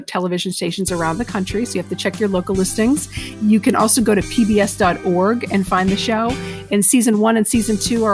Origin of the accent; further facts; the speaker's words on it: Lakeville, Massachusetts, United States; moved away as an adult; also born or lived in Arkansas; growing up in Massachusetts, it was a different culture